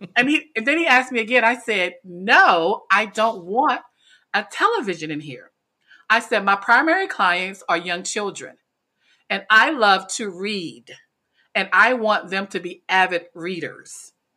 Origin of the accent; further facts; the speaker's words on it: North Carolina, United States; moved away as an adult; now in Washington, D.C., United States; I was born actually in Washington, D C, which is the urban part, but I was raised in a very small town in North Carolina